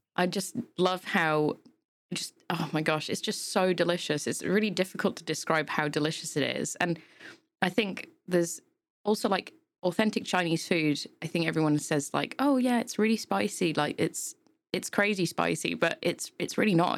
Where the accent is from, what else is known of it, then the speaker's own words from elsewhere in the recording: Yorkshire and the Humber, United Kingdom; now in Milton Keynes, United Kingdom; I'm come from Yorkshire, so hills there are just insane.